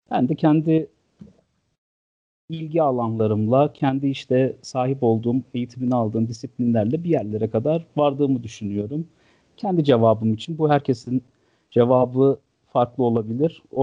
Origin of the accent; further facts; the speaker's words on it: Malatya, Turkey; moved away as an adult; also born or lived in Ankara / Istanbul / England; Ee, ben 1982 Malatya doğumluyum. Yani 12 Eylül sonrasında sağ sol çatışmaları bittikten sonranın Malatya'sında doğdum. Ee, bütün hayatım burada geçti. E, ilk 18 yılım lise bitene kadar.